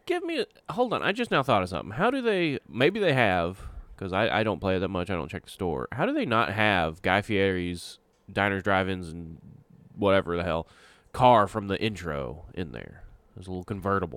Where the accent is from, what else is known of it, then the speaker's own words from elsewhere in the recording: Texas, United States; I'm from Texas